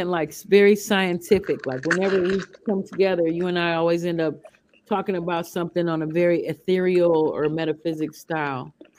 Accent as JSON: {"language": "English", "town": "Chicago", "region": "Illinois", "country": "United States", "also_born_or_lived": "Wisconsin", "said": "But I grew up in Wisconsin a little bit, and I'm from Chicago."}